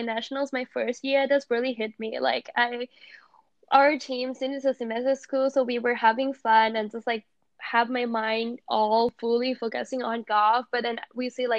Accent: Thailand; now in United States; I came from Thailand

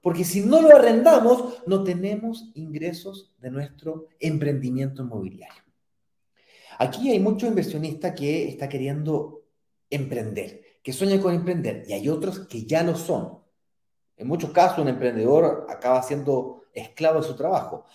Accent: Santiago, Santiago Metropolitan Region, Chile; Yo soy primera generación de, em, de primos que nació en Santiago y me crié en Santiago

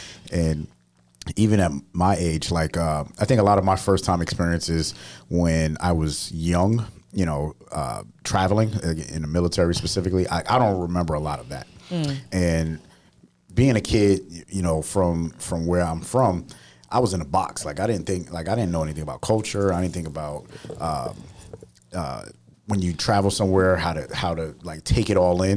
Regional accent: Northeast, United States; moved away; I'm from the Northeast. So we get snow

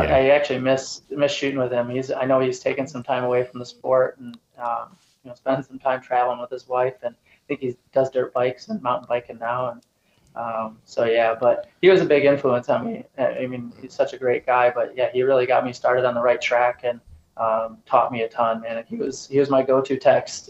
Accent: Sparta, Michigan, United States; moved away as an adult; also born or lived in North Dakota; now in Eastern Michigan, United States; I'm originally from Grand Rapids area, just north of Grand Rapids, um, up in Sparta, Rockford area

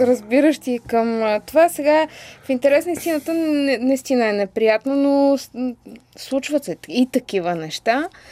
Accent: Bulgaria; аз като българка

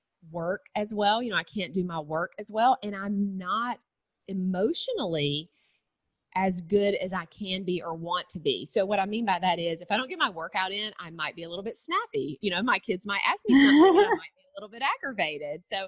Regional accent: Cochran, Georgia, United States; also born or lived in Macon, Georgia; So I am a Georgia girl. I was born in Macon. That's the middle Georgia area. And then I grew up in a really small town called Cochran.

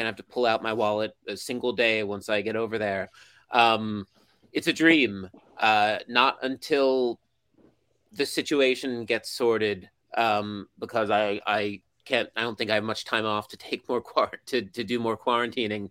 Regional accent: United States; now in Japan; I'm an American who covers Japanese football

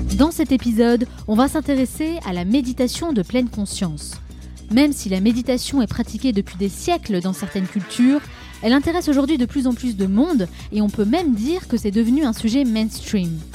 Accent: France; en tant que Français

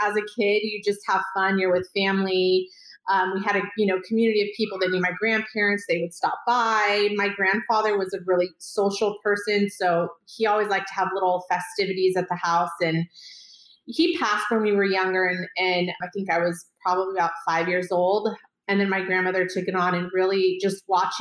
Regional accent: Sacramento, California, United States; I was born and raised here in Sacramento, California, and was in an area, South Sacramento

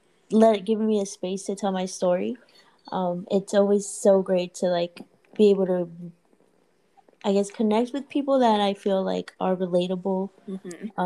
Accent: Puerto Rico; moved away; also born or lived in Orlando; I grew up in Puerto Rico, and in Puerto Rico, my dad, he's been in I guess the smoke shop business

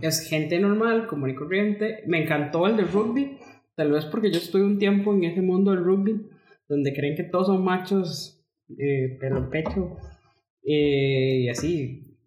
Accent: Costa Rica; yo soy costarricense.

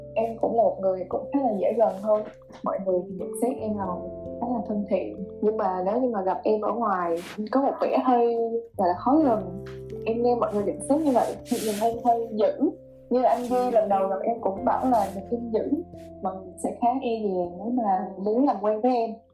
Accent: Ho Chi Minh City, Vietnam; em thì là người Sài Gòn

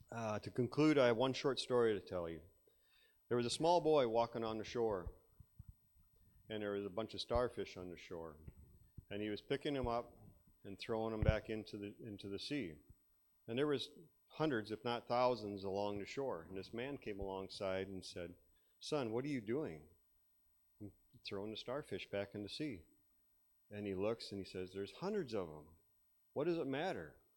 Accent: Iowa, United States; I grew up in Iowa here. I'm just a farm boy.

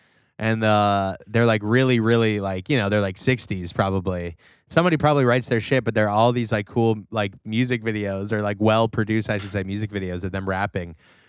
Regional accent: Newcastle upon Tyne, North East England, United Kingdom; Newcastle. Hello, mate. I'm from Newcastle. You ever heard of Newcastle?

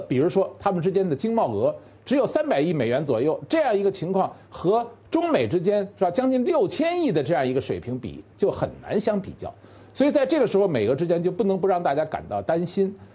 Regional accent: China; 我们中国人

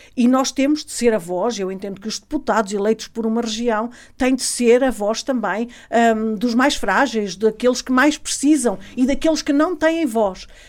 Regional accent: Alto Tâmega, Norte, Portugal; sou natural do Alto Tâmega

